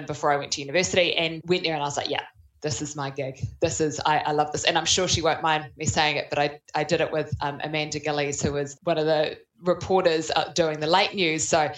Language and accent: English; Auckland, New Zealand; Yeah, so I grew up in Auckland, born and raised